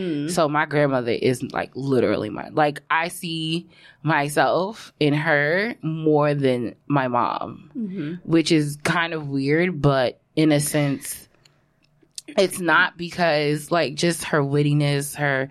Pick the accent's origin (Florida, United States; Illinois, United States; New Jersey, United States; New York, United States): New York, United States; Brooklyn; because I grew up born in Brooklyn, and we stayed in Brooklyn until I was, like, maybe about 4 or 5.